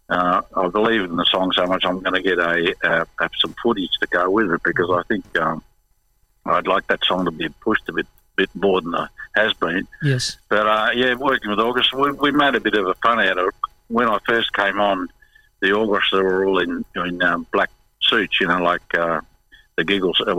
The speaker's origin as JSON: {"language": "English", "region": "Victoria", "country": "Australia", "said": "because I knew Melbourne because we came from Victoria originally."}